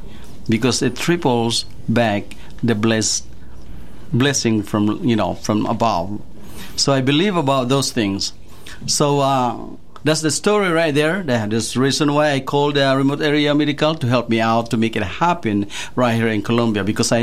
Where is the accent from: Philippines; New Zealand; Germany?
Philippines; moved away as an adult; also born or lived in Iowa; now in United States; I grew up in the Philippines. I came over in the U.S. and when I was 20s.